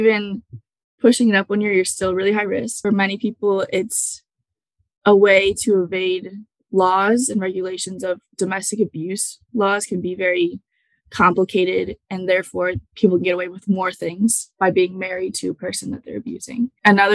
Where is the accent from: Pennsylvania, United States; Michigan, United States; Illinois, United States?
Illinois, United States; Batavia; I'm from Batavia, Illinois.